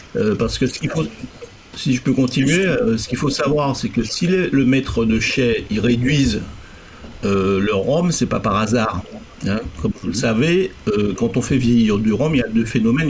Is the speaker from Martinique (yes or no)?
yes; Martinique; en tant que Martiniquais Antillais